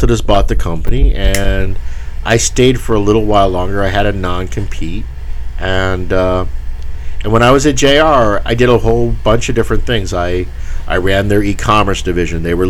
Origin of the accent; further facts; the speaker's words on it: New England, United States; I'm from the New England area